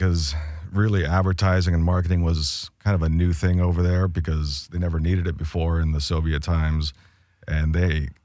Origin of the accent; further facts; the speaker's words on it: Encinitas, California, United States; also born or lived in Lithuania; I grew up in Encinitas